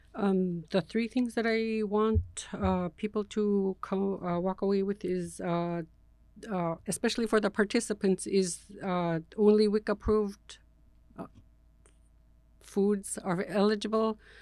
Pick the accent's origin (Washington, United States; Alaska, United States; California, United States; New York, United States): Alaska, United States; Huichluc; now in Bethel, United States; I'm originally from Huichluc